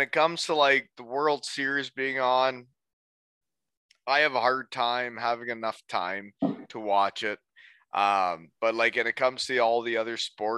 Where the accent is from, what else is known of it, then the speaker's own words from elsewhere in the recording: Elmira, Ontario, Canada; now in Kincardine, Canada; I'm from Elmira.